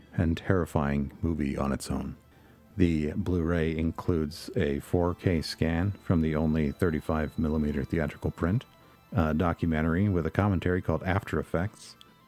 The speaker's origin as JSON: {"language": "English", "area": "outside of Cleveland", "region": "Ohio", "country": "United States", "tie": "born or raised there", "said": "I was born and raised outside of Cleveland, Ohio. I still live in Ohio today, and so I am a product of the Midwest"}